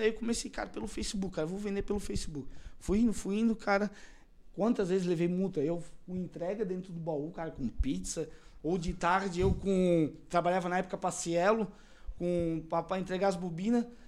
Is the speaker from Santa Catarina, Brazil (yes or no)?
yes; Blumenau, Santa Catarina, Brazil; eu sou natural aqui mesmo de Blumenau